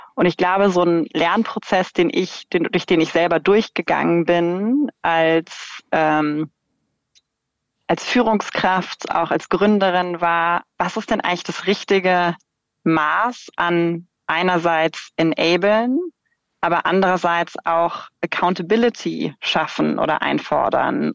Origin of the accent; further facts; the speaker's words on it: Germany; ich bin irgendwie in Deutschland in einem sicheren Land mit einem guten, irgendwie kostenfreien Bildungssystem äh, aufgewachsen